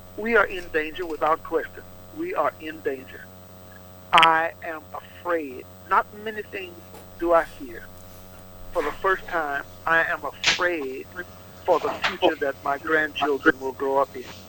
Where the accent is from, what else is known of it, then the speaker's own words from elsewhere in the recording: Opelousas, Louisiana, United States; Opelousas, my hometown